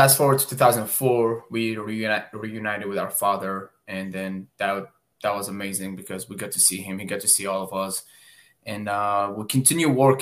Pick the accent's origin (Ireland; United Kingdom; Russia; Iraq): Iraq; Baghdad, Baghdad Governorate; now in United States; I am originally from Baghdad, Iraq. I am a war zone survivor. I've literally went through all war zones that a child could experience. I never went to school back home, started working at the age of 10 years old